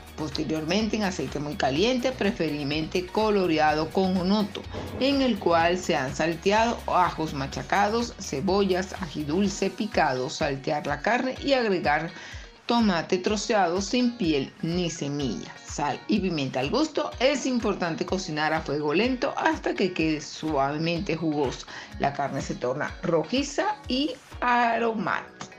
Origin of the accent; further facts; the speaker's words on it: Venezuela; mi país, Venezuela